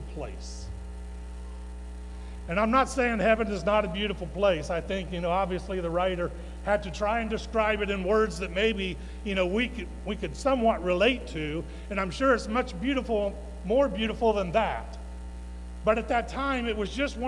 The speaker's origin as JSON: {"language": "English", "town": "Westerville", "region": "Ohio", "country": "United States", "tie": "born or raised there", "said": "when I was 7 years old, we moved here, Dad, Mom"}